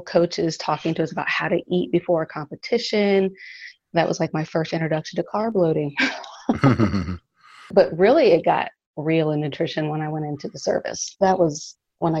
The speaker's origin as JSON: {"language": "English", "town": "Dayton", "region": "Ohio", "country": "United States", "tie": "born or raised there", "moved": "yes", "lives_now": "Los Angeles, United States", "said": "Originally from Dayton, Ohio"}